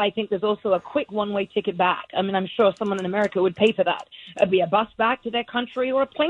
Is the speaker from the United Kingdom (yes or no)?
yes; England, United Kingdom; also born or lived in Spain / Mexico City; now in Valencia, United States; I am an immigrant. I'm a legal immigrant. I'm from England.